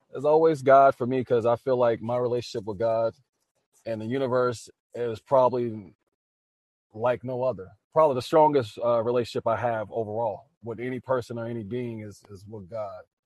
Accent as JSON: {"language": "English", "town": "New Orleans", "region": "Louisiana", "country": "United States", "tie": "born or raised there", "said": "born and raised in New Orleans, Louisiana."}